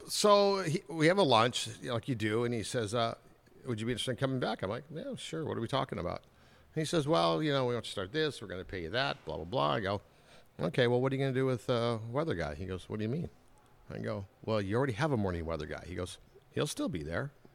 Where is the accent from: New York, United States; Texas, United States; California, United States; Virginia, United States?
California, United States; Anaheim; also born or lived in Chicago / Orange County / Minnesota; I was born and raised in Anaheim